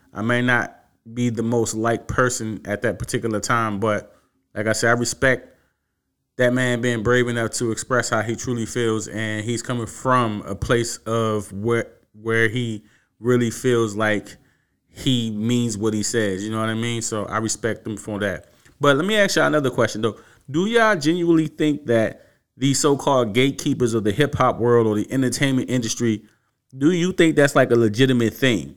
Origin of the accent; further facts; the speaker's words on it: Washington, District of Columbia, United States; born and raised in Washington, D C